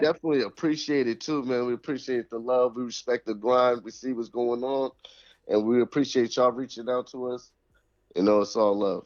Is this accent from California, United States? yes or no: no; Springfield, Massachusetts, United States; this where we born and raised